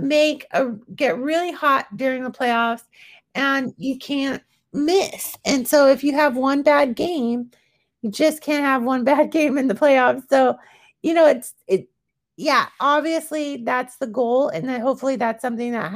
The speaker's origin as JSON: {"language": "English", "area": "Bay Area", "region": "California", "country": "United States", "tie": "born or raised there", "said": "I'm from Bay Area, native girl"}